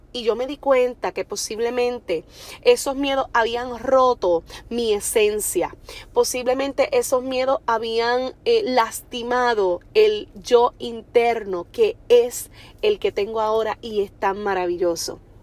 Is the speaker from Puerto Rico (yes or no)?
yes; Orocovis, Puerto Rico; soy de Orocovis, que es un pueblo pequeño que casi todo el mundo te conoce